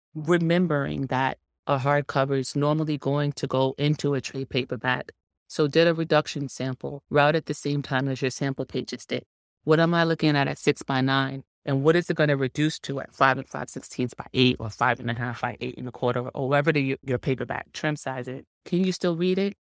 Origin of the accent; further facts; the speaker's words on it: New York City, New York, United States; I'm from Harlem.